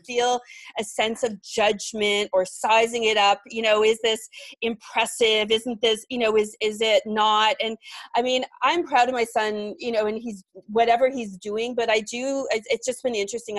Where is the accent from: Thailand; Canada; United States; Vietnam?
Canada; Mississauga, Ontario; now in Toronto, Canada; I grew up in a suburb of Toronto, called Mississauga